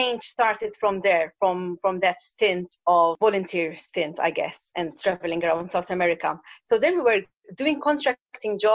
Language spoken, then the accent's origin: English; Malta; moved away as an adult; also born or lived in London, United Kingdom; I'm from Malta, an island in the Mediterranean, a small island. And I left after university.